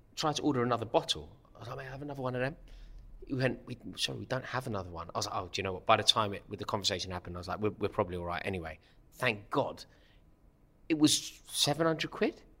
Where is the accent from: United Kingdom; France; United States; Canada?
United Kingdom; London; life growing up in Stratford without a father and growing up in Kilburn without a father